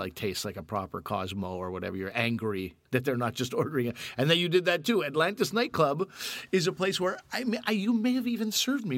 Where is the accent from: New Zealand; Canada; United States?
Canada; also born or lived in Pakistan (family); I'm Canadian.